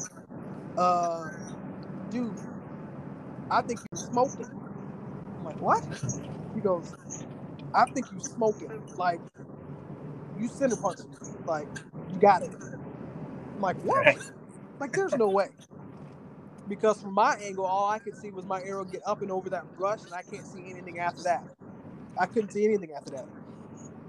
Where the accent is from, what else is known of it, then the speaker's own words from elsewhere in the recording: Northeast Florida, United States; moved away; I'm from Florida.